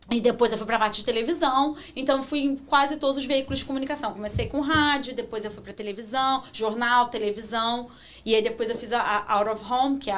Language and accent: Portuguese; Rio de Janeiro, Brazil; moved away as an adult; now in Toronto, Canada; E como eu nasci no Rio